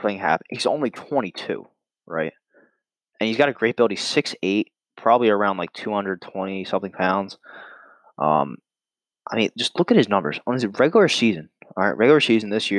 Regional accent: Philadelphia, Pennsylvania, United States; I'm from Philly

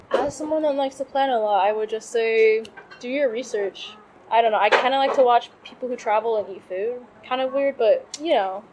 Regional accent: United States; moved away as an adult; now in Thailand; I like was born and raised there

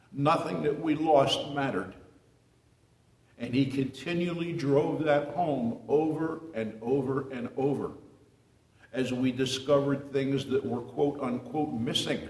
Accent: New Jersey, United States; moved away as an adult; also born or lived in Miami, Florida; I was born in a small town in New Jersey in 1942 to a very strict Catholic mother and father

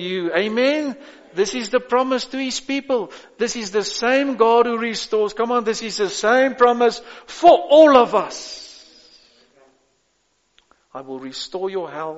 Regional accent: South Africa; I am a South African as well. a white one

